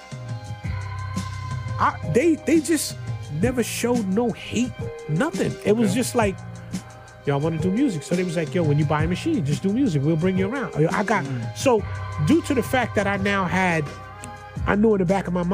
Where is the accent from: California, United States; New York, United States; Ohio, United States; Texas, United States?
New York, United States; New York City; I was born in the Bronx and raised in the Bronx.